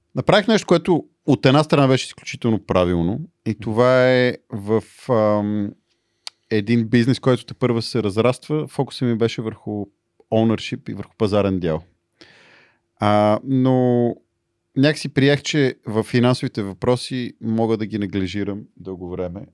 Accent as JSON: {"language": "Bulgarian", "country": "Bulgaria", "said": "аз съм българин а, и говоря български"}